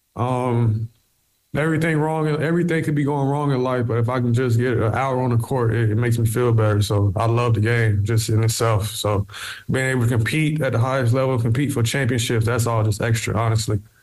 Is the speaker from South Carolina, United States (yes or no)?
yes; South Carolina, United States; moved away as an adult; now in Cork, Ireland; I'm from the U.S. in South Carolina